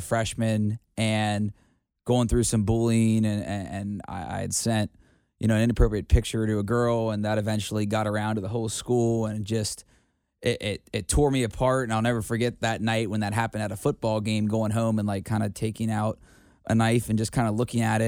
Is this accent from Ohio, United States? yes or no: yes; Cincinnati, Ohio, United States; in my hometown